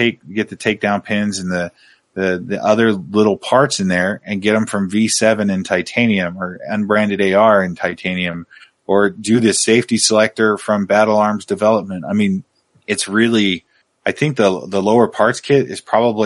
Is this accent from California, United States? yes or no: no; Oregon, United States; I grew up in Oregon